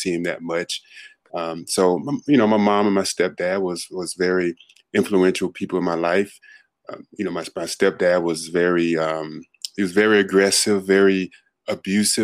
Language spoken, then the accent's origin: English; Monroe, Louisiana, United States; also born or lived in Los Angeles; now in Dallas, United States; originally I'm born and raised in Monroe, Louisiana, a very small town in Louisiana